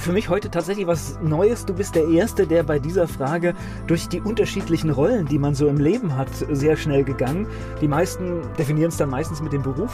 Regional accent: Germany; ich als Westdeutscher

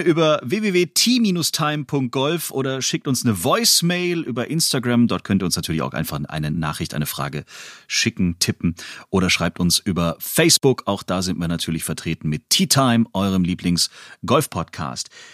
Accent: Stuttgart, Baden-Württemberg, Germany; ich als Stuttgarter

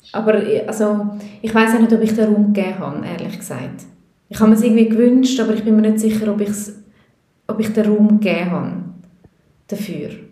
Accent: Switzerland; also born or lived in Peru; ich bin in der Schweiz geboren und in der Schweiz aufgewachsen

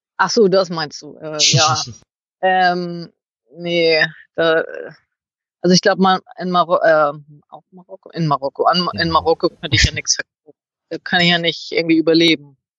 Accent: Northern Germany, Germany; moved away; bei uns in Norddeutschland

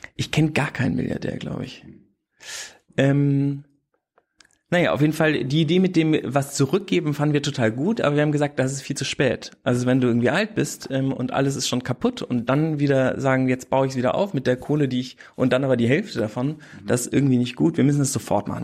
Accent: Bad Münstereifel, North Rhine-Westphalia, Germany; moved away as an adult; also born or lived in Hamburg / Wesseling / Ilmenau / Berlin; sind wir nach Bad Münstereifel umgezogen und da bin ich aufs Gymnasium gegangen

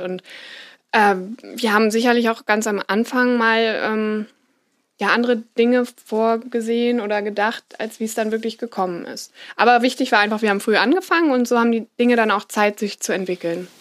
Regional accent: Schleswig, Schleswig-Holstein, Germany; moved away as an adult; also born or lived in Rheingau; mit 18, als ich studieren gegangen bin, da konnte ich mir das beim besten Willen nicht vorstellen, dass ich zurück nach Schleswig gehe.

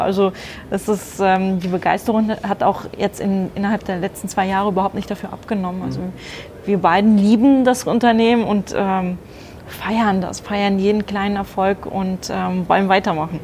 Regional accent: Germany; moved away as an adult; now in Frankfurt, Germany; bin nicht gebürtige Frankfurterin, sondern eigentlich aus der Nähe von Bremen

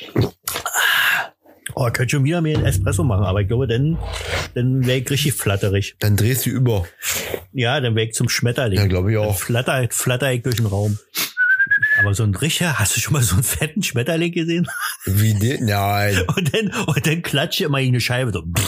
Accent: East Germany, Germany; komme ich ja nur aus dem Osten

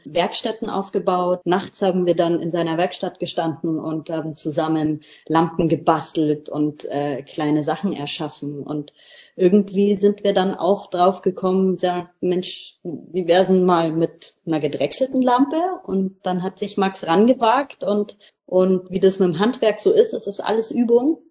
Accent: Lower Bavaria, Germany; moved away as an adult; now in Mecklenburg-Vorpommern, Germany; wir kommen auch beide aus Niederbayern, sind beide auf dem Land groß geworden.

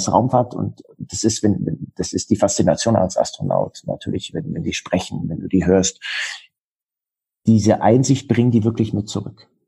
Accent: Bavaria, Germany; born there; Ich bin im Allgäu geboren und im Allgäu heißt es, der Allgäu wird mit 40 erwachsen.

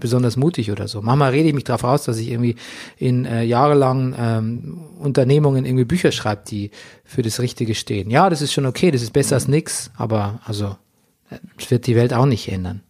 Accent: Lower Bavaria, Germany; auf dem Dorf bezogen, in Niederbayern, wo ich aufgewachsen bin

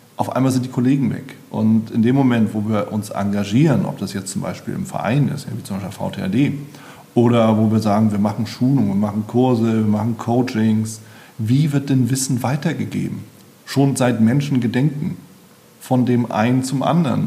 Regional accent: Berlin, Germany; als Berliner

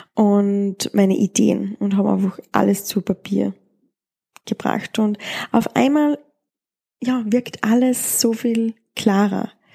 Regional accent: Austria; in der Gegend, wo ich aufgewachsen bin oder in Österreich

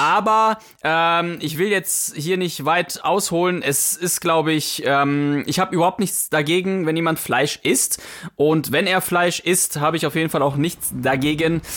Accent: Poland; moved away; ich war früher als, als Kind, war ich auch auf vielen Bauernhöfen und auch äh, da, wo ich herkomme, in, in Polen

